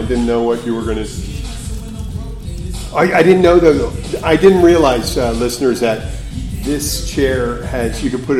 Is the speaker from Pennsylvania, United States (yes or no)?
yes; Philadelphia, Pennsylvania, United States; I'm from Philadelphia.